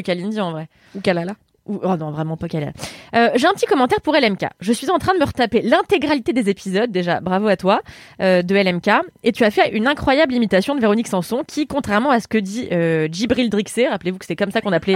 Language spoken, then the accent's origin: French; Paris, Île-de-France, France; je suis pas née à Levallois, je suis née dans le 15e